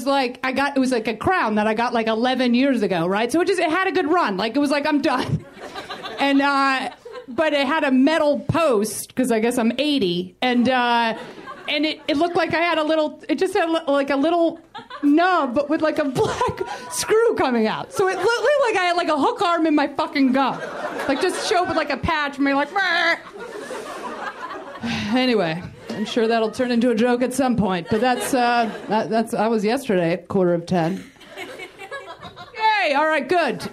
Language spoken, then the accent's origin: English; New York, United States; moved away as an adult; now in Los Angeles, United States; I had been in Los Angeles almost 8 years, and I'm from New York